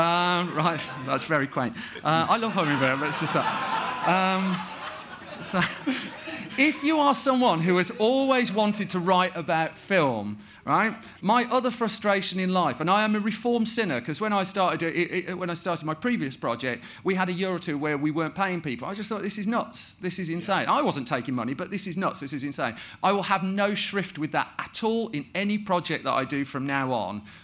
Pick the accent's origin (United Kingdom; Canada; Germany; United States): United Kingdom; the Midlands, England; I'm from the Midlands